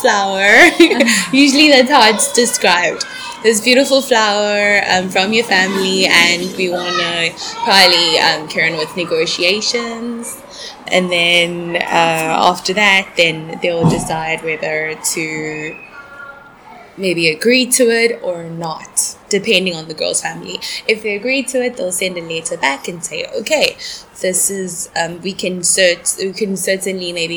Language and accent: English; South Africa; moved away; I'm from South Africa. My family is Swati. Well, we originate from Swaziland, but my parents were born in South Africa.